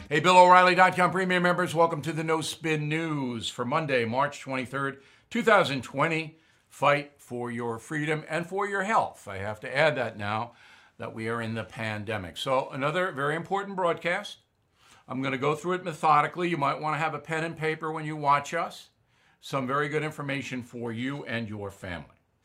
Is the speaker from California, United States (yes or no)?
no; Long Island, New York, United States; in my hometown on Long Island